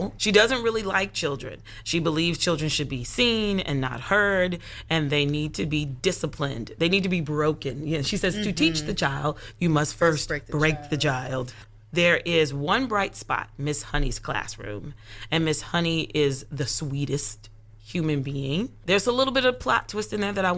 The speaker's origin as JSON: {"language": "English", "town": "Concord", "region": "North Carolina", "country": "United States", "tie": "born or raised there", "lives_now": "Charlotte, United States", "said": "I am born and raised in North Carolina, born and raised in Concord, but I currently live in Charlotte, North Carolina"}